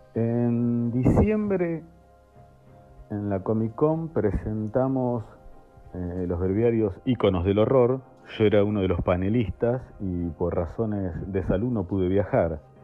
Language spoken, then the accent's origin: Spanish; La Plata, Buenos Aires Province, Argentina; moved away as an adult; now in Saliqueló, Argentina; yo soy de la República de la Plata, capital de la provincia de Buenos Aires, pero desde hace casi 20 años vivo en Saliqueló